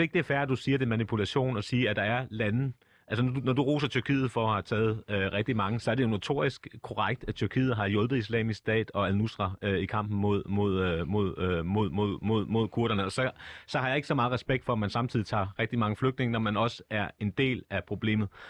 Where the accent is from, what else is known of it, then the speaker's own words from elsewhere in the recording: Copenhagen, Capital Region of Denmark, Denmark; accent: Copenhagen; jeg er født og opvokset på Nørrebro